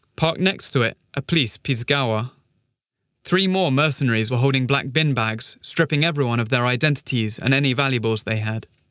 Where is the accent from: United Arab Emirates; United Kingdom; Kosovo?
Kosovo; Pristina; Growing up in Pristina was fun